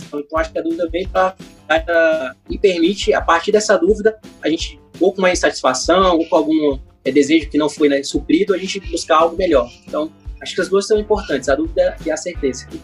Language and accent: Portuguese; Rio de Janeiro, Brazil; eu sou carioca, então lá no Rio a gente chama de biscoito